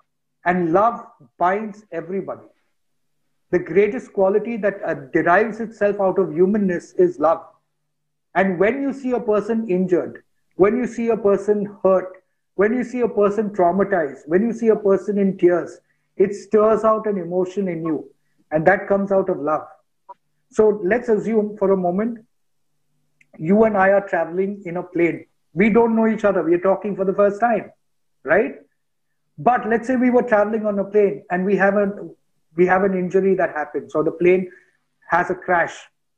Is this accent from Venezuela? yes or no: no; India; Because I come from India, a person sitting in the US thinks I think in a particular way.